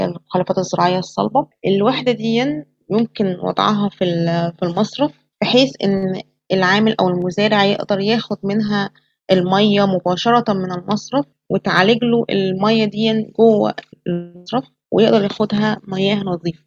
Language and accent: Arabic; Egypt; عندنا في مصر